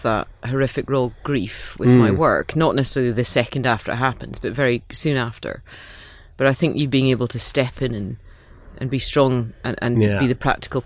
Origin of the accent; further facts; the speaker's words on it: Aberdeenshire, Scotland, United Kingdom; I'm from Aberdeenshire